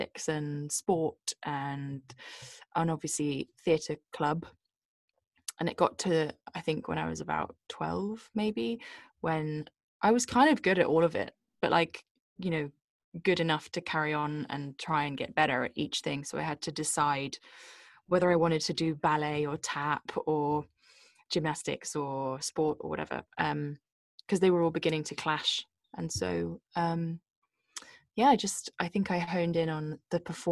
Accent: Bristol, South West England, United Kingdom; I was born in a city in the west of England called Bristol.

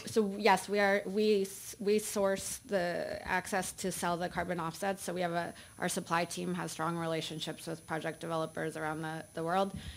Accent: Iowa, United States; I grew up in Iowa

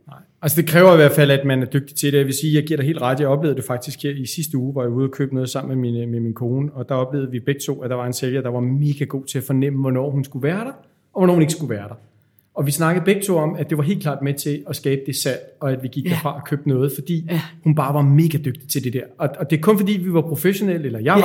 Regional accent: Denmark; som danskere

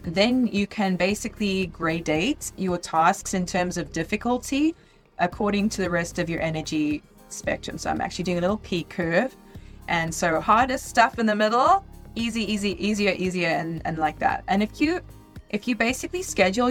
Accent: South Africa; I'm from South Africa

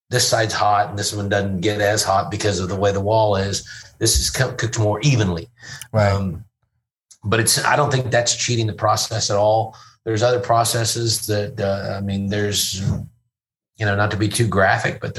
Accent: Louisville, Kentucky, United States; we were just at a baseball game in my hometown, Louisville, uh, promoting our tequila

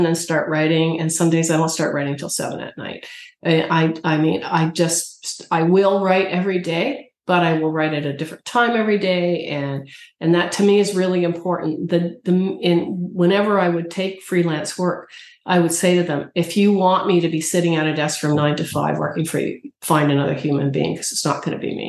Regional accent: Canada; as a Canadian

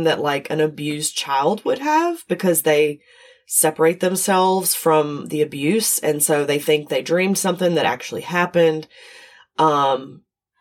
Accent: the South, Southern United States, United States; accent: Southern; I'm not Australian, obviously, but I am Southern

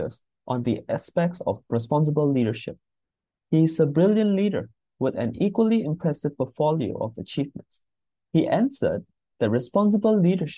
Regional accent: Myanmar; moved away; I am originally from Myanmar

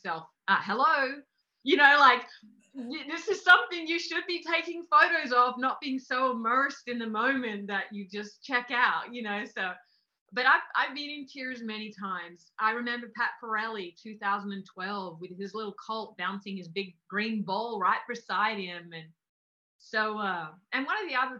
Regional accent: Australia; I'm from Australia.

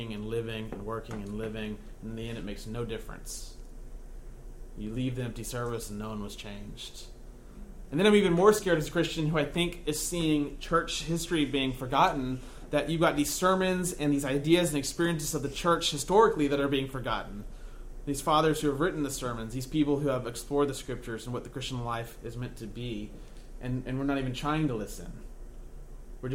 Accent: Texas, United States; I was born in Texas, raised in Texas

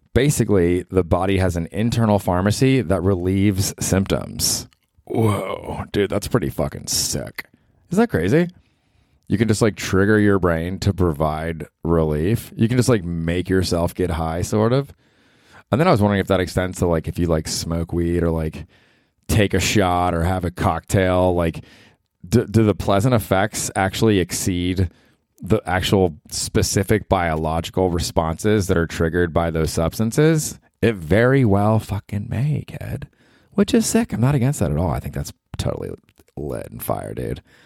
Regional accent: Tampa, Florida, United States; now in New York, United States; growing up in Tampa

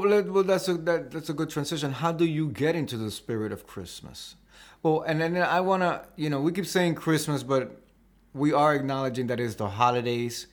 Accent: New York City, New York, United States; I was born in Washington Heights

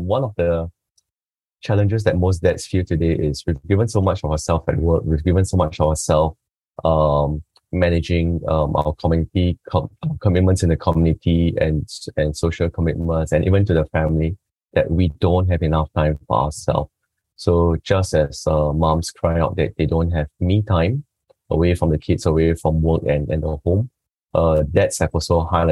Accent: Singapore; from Singapore

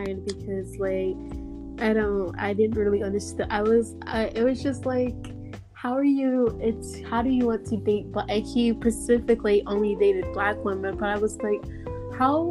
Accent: Missouri, United States; now in San Antonio, United States; I live here, but I'm from Missouri

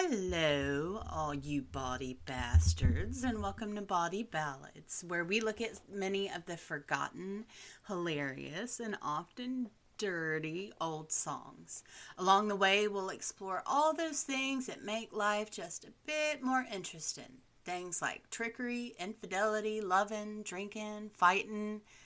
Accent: Southern United States, United States; as a Southerner who is in love with Charleston, South Carolina

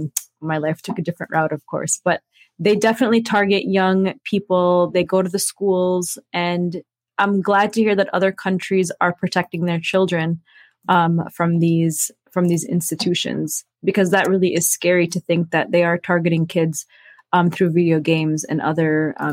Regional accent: United States; I was born and raised here in America and living in a post 9/11 world, the U.S. military tried to recruit young Muslims like myself

